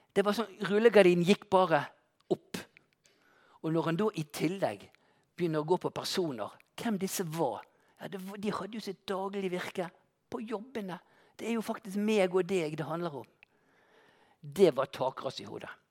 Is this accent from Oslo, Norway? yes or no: no; Bergen, Vestland, Norway; en vanlig elektriker fra Landås